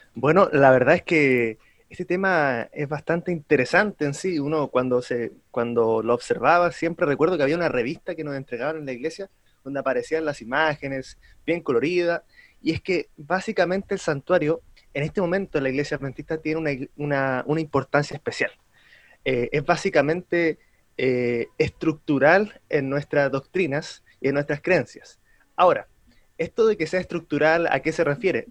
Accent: Santiago, Santiago Metropolitan Region, Chile; soy de Santiago

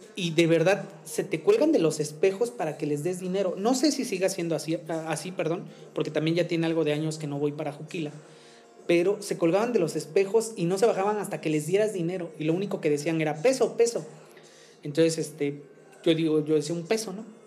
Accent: Mexico; nosotros como, como mexicanos

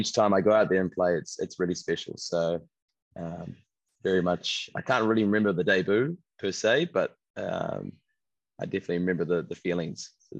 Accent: New Zealand; I've born and raised in New Zealand and played most of my cricket in New Zealand for Canterbury and Wellington.

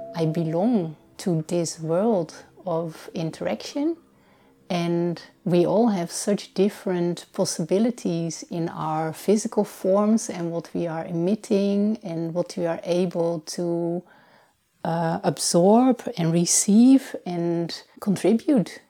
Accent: Netherlands; now in Portugal; I was born in the Netherlands, and already for a long time I'm living here in Portugal.

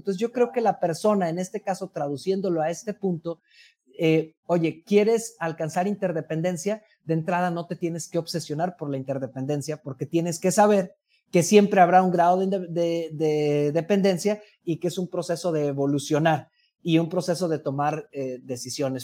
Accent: Mexico; como mexicanos

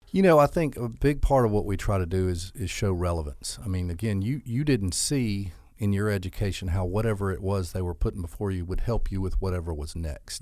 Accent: Albany, Georgia, United States; I'm from Albany. I grew up here, um, graduated from Westover High School

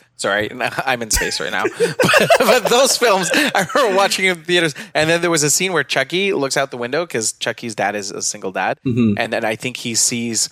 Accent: Philippines; I grew up in the Philippines

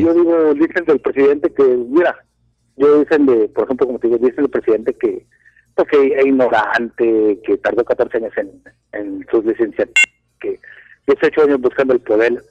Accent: Mexico; Yo soy ciudadano mexicano hasta que me muero

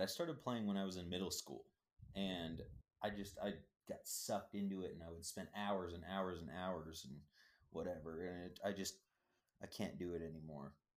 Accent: Minnesota, United States; I'm from Minnesota

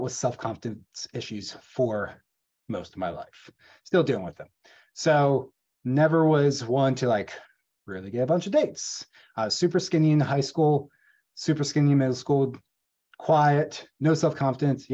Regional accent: Gettysburg, Pennsylvania, United States; I grew up in Gettysburg, Pennsylvania, rural Pennsylvania

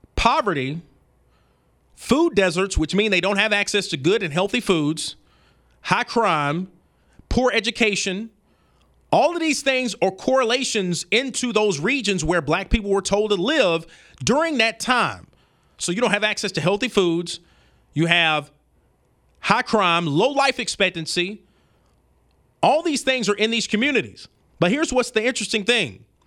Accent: Birmingham, Alabama, United States; I'm from the South, I'm from Birmingham, Alabama

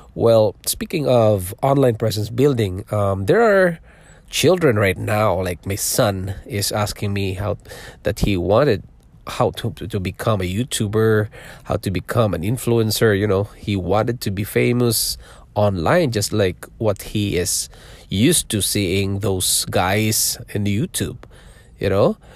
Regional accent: Philippines; born or raised there; moved away as an adult; also born or lived in Singapore; now in Toronto, Canada

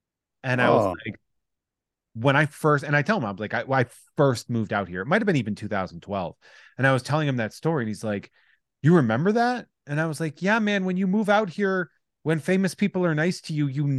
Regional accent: Worcester, Massachusetts, United States; I'm from the Worcester area.

